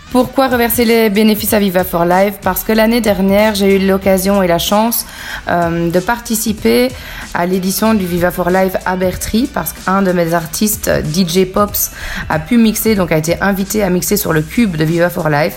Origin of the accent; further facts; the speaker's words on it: Bastogne, Wallonia, Belgium; now in Léglise, Belgium; je suis originaire de Bastogne, donc j'ai grandi à Bastogne